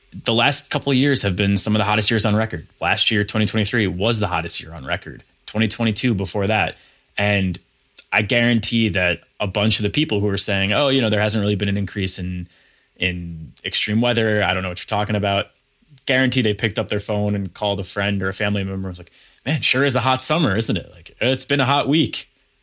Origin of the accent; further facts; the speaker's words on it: Hudson Valley, New York, United States; also born or lived in Manhattan, New York; So I'm from New York. I grew up in the Hudson Valley. I live in Manhattan now